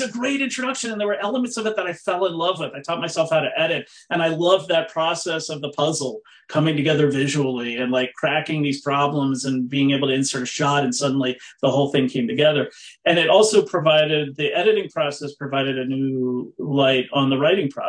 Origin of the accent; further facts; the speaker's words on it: East Coast, United States; also born or lived in Massachusetts; I grew up on the East Coast. I was born in Massachusetts and moved around a lot.